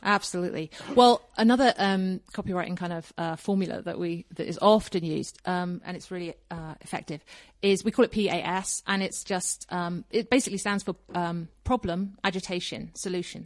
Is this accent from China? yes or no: no; Kingston upon Thames, London, United Kingdom; moved away as an adult; now in Colorado, United States; I was born in Kingston upon Thames, which is basically in the suburbs of London, south